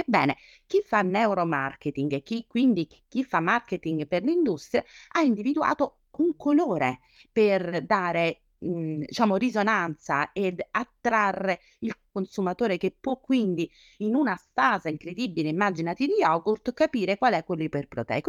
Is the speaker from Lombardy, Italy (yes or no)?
no; Naples, Campania, Italy; da buona napoletana